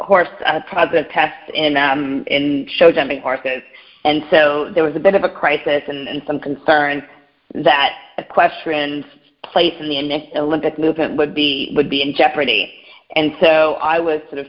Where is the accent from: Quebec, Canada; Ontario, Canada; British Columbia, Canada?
Quebec, Canada; Montreal; moved away as an adult; also born or lived in Pennsylvania, United States / New York City, United States; now in United States; I grew up in Montreal, Canada